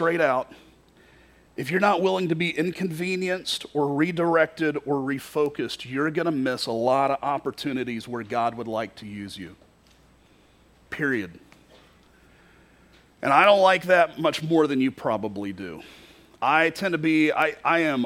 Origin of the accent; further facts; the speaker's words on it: Kentucky, United States; moved away as an adult; also born or lived in Florida; now in Iowa, United States; I grew up in Kentucky. I didn't grow up in Florida